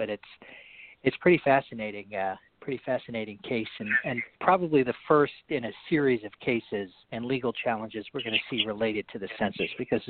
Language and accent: English; Washington, District of Columbia, United States; I grew up in Washington, D.C., kind of outside of Washington, D.C., but I didn't actually come from a traditional D.C. family.